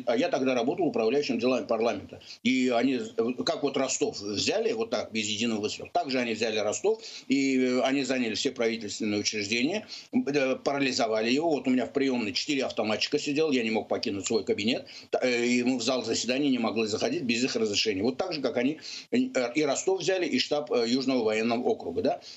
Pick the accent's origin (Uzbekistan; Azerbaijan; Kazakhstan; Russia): Azerbaijan; now in United States; я выше, выходец из Азербайджана Азербайджана